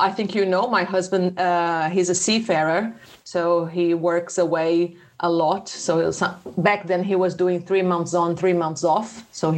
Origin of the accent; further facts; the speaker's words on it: Petrópolis, Rio de Janeiro, Brazil; accent: carioca (from the mountains); first language Portuguese; English is a second language; moved away as an adult; now in United Kingdom; I came from Rio, okay, it's a small city in Rio, Petrópolis